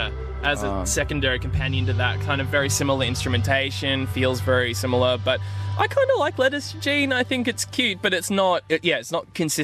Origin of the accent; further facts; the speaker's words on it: Australia; moved away; also born or lived in New Zealand; I'm Australian.